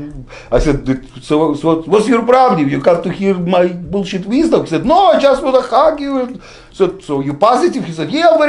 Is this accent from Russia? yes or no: yes; Russia; English is a second language; now in United States; my people who I come from Russia